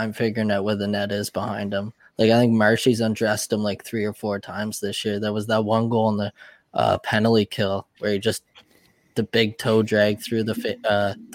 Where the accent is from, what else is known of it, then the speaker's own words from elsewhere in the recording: Ontario, Canada; being a Canadian